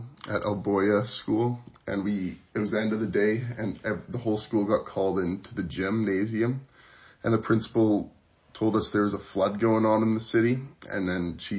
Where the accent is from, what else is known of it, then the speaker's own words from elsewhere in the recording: Calgary, Alberta, Canada; I was born and raised in Calgary, Alberta. Now I'm a student at Mount Royal University studying finance and economics.